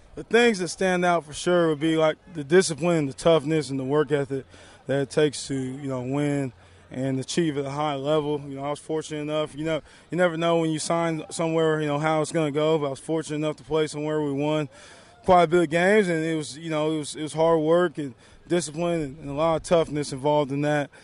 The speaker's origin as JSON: {"language": "English", "region": "Texas", "country": "United States", "tie": "born or raised there", "said": "growing up in Texas"}